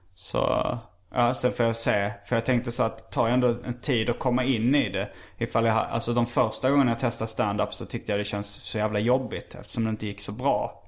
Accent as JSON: {"language": "Swedish", "region": "Skåne", "country": "Sweden", "accent": "Scanian (skånska)", "said": "brukar jag överdriva min skånska lite"}